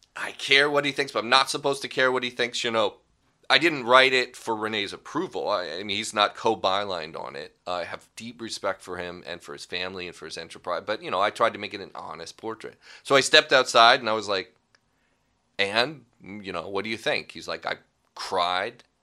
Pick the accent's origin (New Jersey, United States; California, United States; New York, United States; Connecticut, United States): California, United States; Pasadena; also born or lived in San Marino, California; I grew up in Los Angeles, Pasadena, really